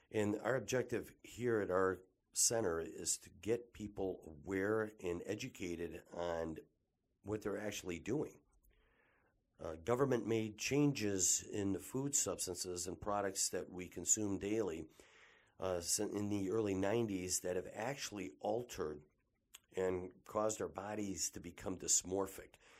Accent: Detroit, Michigan, United States; I was born and raised here in the Detroit metropolitan area

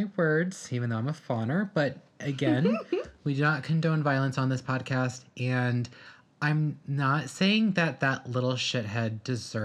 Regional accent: Midwest, United States; we're from the Midwest

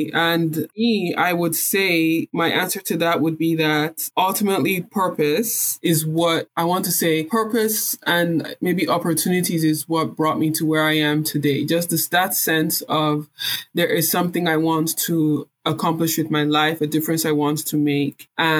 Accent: Nigeria; So for me, being Nigerian, being African has been tied, has been very deeply rooted in me.

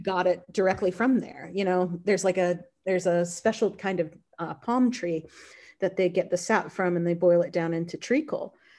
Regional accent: North Carolina, United States; also born or lived in Boston; now in Kentucky, United States; I grew up in North Carolina.

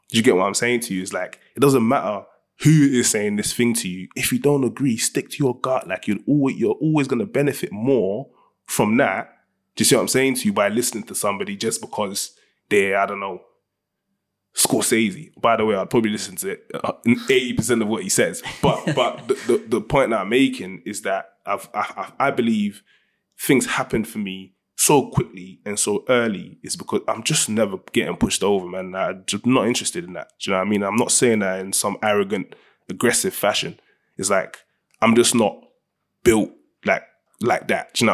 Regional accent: Ghana; Ninety percent of my friends are all Nigerian. I'm from Ghana.

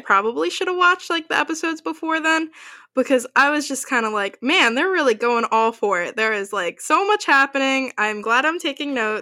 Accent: New Jersey, United States; we are from Jersey. I still live in Jersey

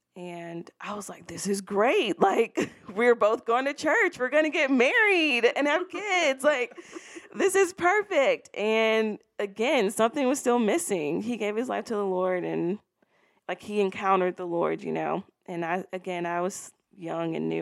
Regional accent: Baton Rouge, Louisiana, United States; I was born and raised in Baton Rouge, Louisiana.

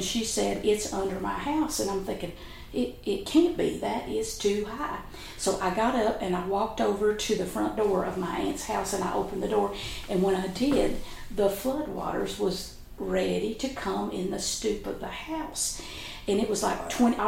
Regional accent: River Caney, Breathitt County, Kentucky, United States; I was raised in Breathitt County in the community of River Caney

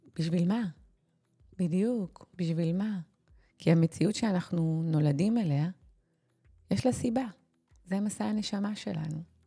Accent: Israel; אנחנו במיוחד היהודים, הישראלים

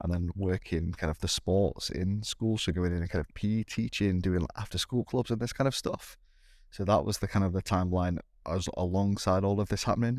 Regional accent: United Kingdom; me being, being British

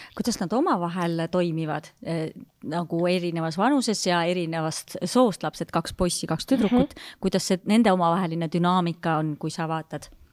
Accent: Haapsalu, Lääne County, Estonia; mina olen ka Haapsalust pärit

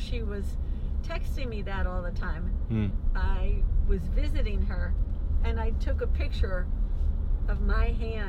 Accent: New York, United States; now in Baltimore, United States; I grew up in New York, very close to the Hudson River.

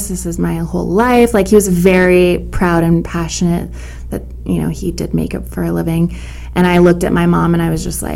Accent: Albuquerque, New Mexico, United States; I'm born and raised in New Mexico, Albuquerque

